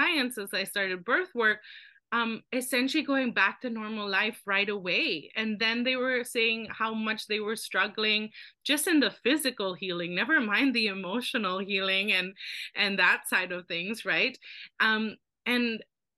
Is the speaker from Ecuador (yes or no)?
no; Philippines; now in Canada; I grew up in the Philippines.